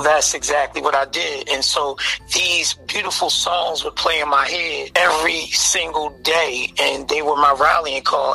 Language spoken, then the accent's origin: English; Philadelphia, Pennsylvania, United States; I grew up in Philadelphia, the North Philadelphia area, uh, Abbotsford Projects.